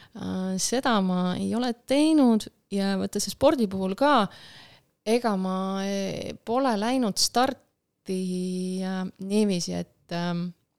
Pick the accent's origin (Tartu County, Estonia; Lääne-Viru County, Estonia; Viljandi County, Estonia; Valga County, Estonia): Lääne-Viru County, Estonia; Rakvere; ma olen pärit Lääne-Virumaalt ja ma käisin Rakvere